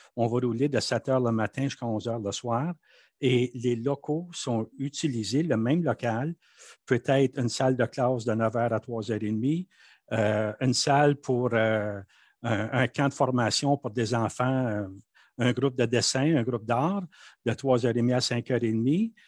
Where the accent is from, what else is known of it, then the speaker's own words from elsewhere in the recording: Manitoba, Canada; first language French; now in Ottawa, Canada; Moi, quand j'étais enfant au Manitoba, j'étais un sujet britannique.